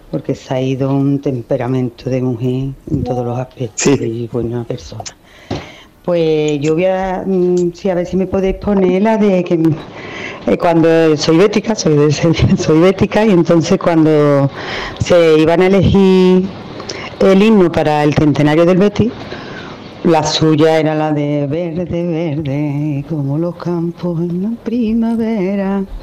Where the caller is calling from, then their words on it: Seville, Andalusia, Spain; Buenos días